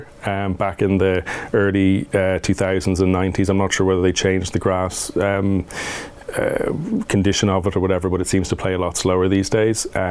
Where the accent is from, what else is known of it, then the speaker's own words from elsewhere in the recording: Ireland; growing up in Ireland, we would have grown up on an AstroTurf court